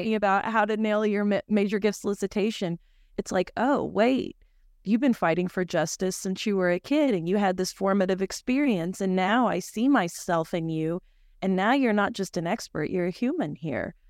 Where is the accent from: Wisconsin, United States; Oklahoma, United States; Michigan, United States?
Oklahoma, United States; I'm from Oklahoma